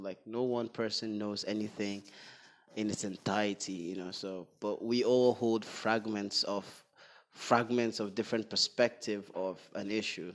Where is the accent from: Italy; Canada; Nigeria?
Nigeria; Northern Nigeria; I was born in the north. And for the most part of my childhood, I was raised in the north